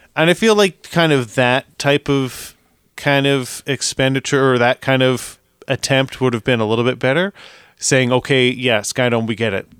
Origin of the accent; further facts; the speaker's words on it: Canada; we are Canadian.